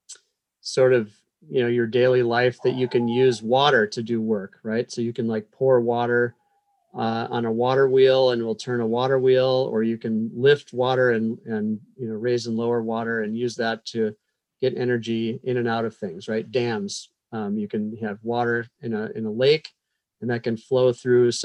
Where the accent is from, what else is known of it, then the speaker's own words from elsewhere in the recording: Madison, Wisconsin, United States; moved away as an adult; also born or lived in Iowa / California / North Carolina / Virginia; now in Blacksburg, United States; I grew up in Madison, Wisconsin, walking distance from the University of Wisconsin